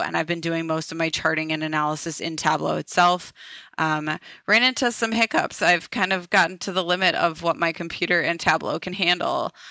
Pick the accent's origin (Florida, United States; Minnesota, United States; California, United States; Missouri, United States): Minnesota, United States; Minneapolis; moved away as an adult; now in Ohio, United States; I am from Minneapolis originally